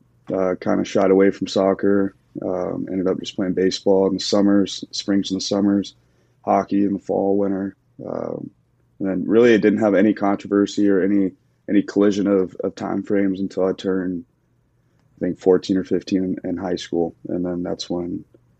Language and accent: English; Clarksville, Tennessee, United States; also born or lived in Nashville; my hometown of Clarksville